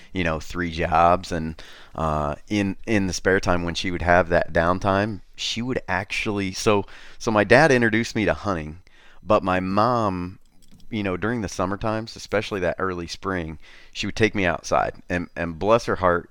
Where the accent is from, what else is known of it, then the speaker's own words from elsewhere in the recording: Wabash, Indiana, United States; Born and raised in a, in a little town, Wabash, on the Wabash River